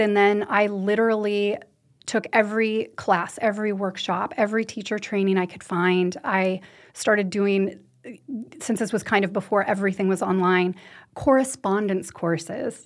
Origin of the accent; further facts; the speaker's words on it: United States; also born or lived in Western U.S. ski towns; now in Norway; I'm American. I, I grew up in the U.S.